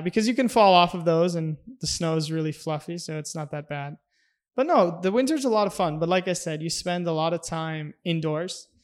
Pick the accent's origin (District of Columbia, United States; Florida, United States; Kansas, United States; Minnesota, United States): Minnesota, United States; moved away as an adult; also born or lived in Grand Forks, North Dakota; I'm from Minnesota, a small town in Minnesota with only three thousand people